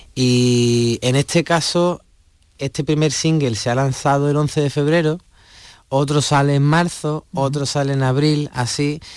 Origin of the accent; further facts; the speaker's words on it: Huelva, Andalusia, Spain; mi tierra, en Huelva